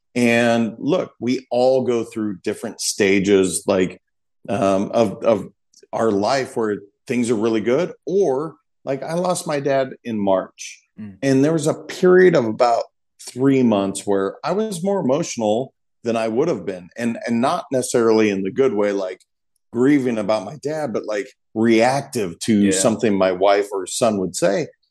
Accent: Montana, United States; I'm a kid from Montana that was taught not to cry

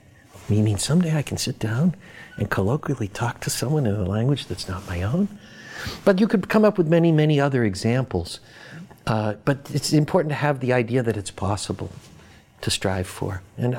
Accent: Boston, Massachusetts, United States; I grew up in Boston. I'm a Red Sox fan and a Bruins fan. I read the Boston Globe sports page.

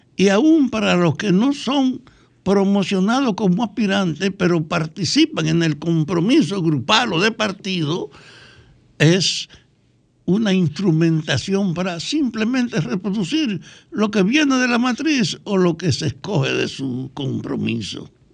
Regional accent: Dominican Republic

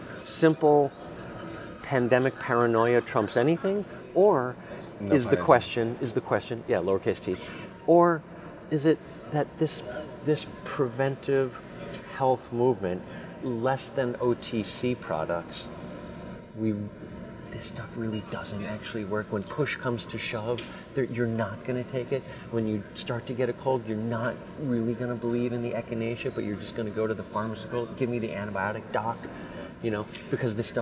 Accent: Colorado, United States; I'm from Colorado

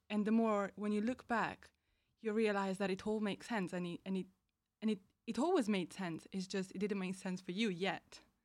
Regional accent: Italy; moved away as an adult; now in High Wycombe, United Kingdom; I'm from Italy

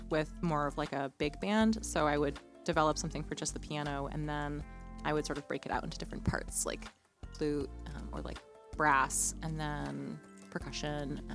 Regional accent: Vermont, United States; also born or lived in Burlington, Vermont; I moved back an hour and a half south, which is my hometown

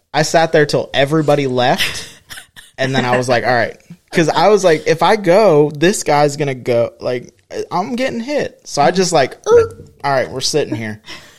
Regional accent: Florida, United States; Like, everybody knows we're from Florida.

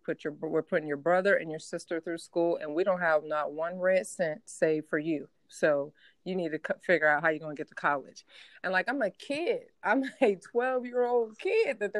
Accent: Steubenville, Ohio, United States; moved away as an adult; I'm from Steubenville, Ohio. Like, people, you're born there, you die there, you rarely go on vacation, maybe to the lake down the road, but that's it, you know? And so, so my school, my high school team was going to camp at Ohio State. That was like the big camp in our area, right? And it's about 2.5 mm-hmm. hours from where I grew up

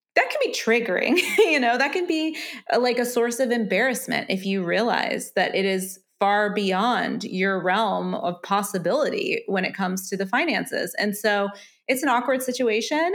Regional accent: United States; being an American who has considered potentially tying the knot in the U K

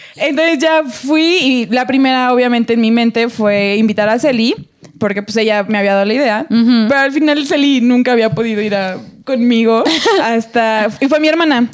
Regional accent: Tulancingo, Hidalgo, Mexico; mi pueblo. O sea, yo soy de Tulencingo en Hidalgo

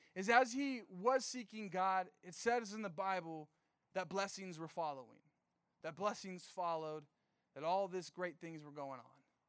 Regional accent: Riverside, California, United States; I'm from Riverside.

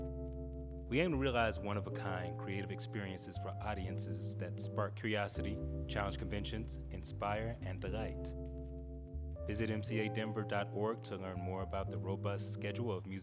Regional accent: the American South, United States; I grew up in the American South, deeply involved in a church.

